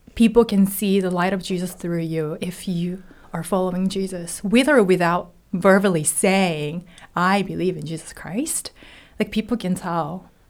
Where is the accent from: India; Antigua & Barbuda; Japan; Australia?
Japan; Hiroshima; English is a second language; moved away as an adult; also born or lived in Tokyo, Japan / California, United States; now in United States; I am originally from Hiroshima, Japan